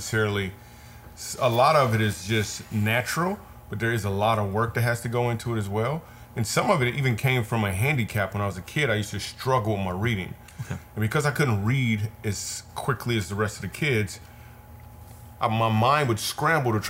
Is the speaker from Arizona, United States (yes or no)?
no; Michigan, United States; we grew up in Michigan